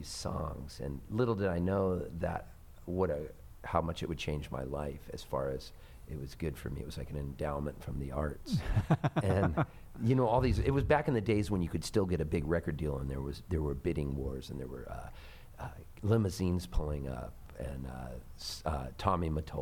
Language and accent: English; Palm Springs, California, United States; moved away as an adult; also born or lived in Halifax, Nova Scotia, Canada / San Diego, California; now in Nashville, United States; I was born in Halifax, Nova Scotia, so I'm a dual citizen of the U.S. and Canada, and I've always played a lot in Canada, and then also my dad moved us when we were kids to Southern California